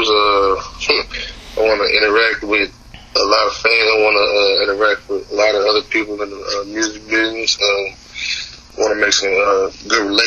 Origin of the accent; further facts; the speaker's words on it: Waco, Texas, United States; I Texas? Waco to be exact.